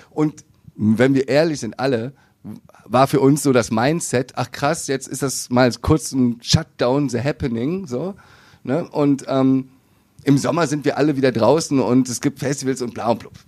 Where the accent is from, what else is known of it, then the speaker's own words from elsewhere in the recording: Viersen, North Rhine-Westphalia, Germany; Niederrhein, direkt da um die Ecke geboren in Viersen.